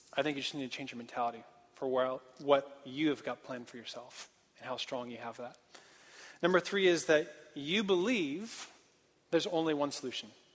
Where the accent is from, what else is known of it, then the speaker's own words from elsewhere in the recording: Portland, Oregon, United States; moved away as an adult; also born or lived in Santa Barbara, California; I'm from Portland. And I grew up on um, a farm